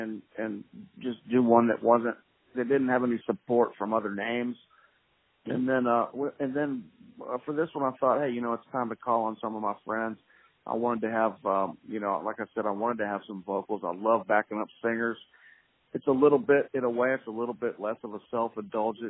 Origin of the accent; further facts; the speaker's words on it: Pensacola, Florida / Alabama state line, United States; now in Nashville, United States; I was born in Pensacola, Florida, raised on